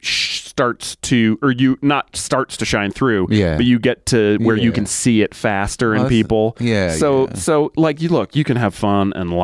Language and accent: English; Massachusetts, United States; moved away as an adult; now in London, United Kingdom; I grew up in Massachusetts, I wasn't living there when I met my wife.